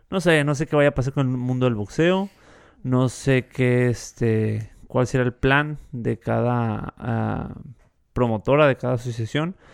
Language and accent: Spanish; Mexico; yo soy mexicano.